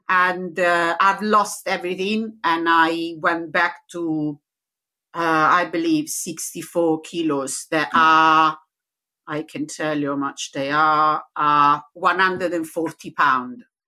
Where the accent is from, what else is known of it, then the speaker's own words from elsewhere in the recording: Rome, Lazio, Italy; accent: Italian; English is a second language; now in Leicester, United Kingdom; Originally from Rome